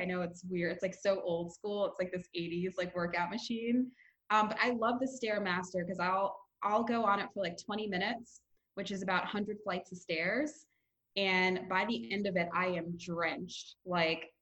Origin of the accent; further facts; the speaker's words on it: New York, United States; I'm from New York and I've been out in Santa Monica for a little over a month now